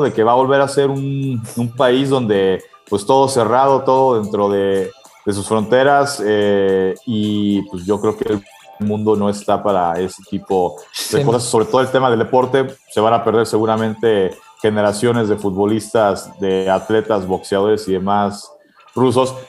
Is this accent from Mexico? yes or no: yes; Mexico; nosotros como mexicanos